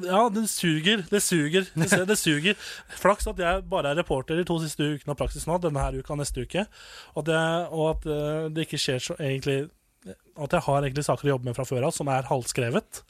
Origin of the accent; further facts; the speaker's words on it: Nittedal, Akershus, Norway; moved away as an adult; now in Volda, Norway; Hvis jeg hadde vært hjemme i Nittedal